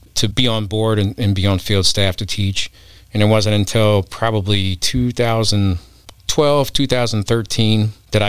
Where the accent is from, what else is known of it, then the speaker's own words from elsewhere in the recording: Cairo, Illinois, United States; I ended up growing up in Cairo